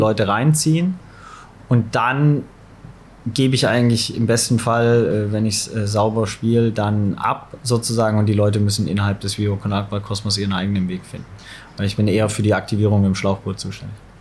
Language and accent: German; Swabia, Baden-Württemberg, Germany; moved away as an adult; also born or lived in Nottingham; now in Hamburg, Germany; ich komme aus dem Schwabenländler, aber bin sozialisiert auf St. Pauli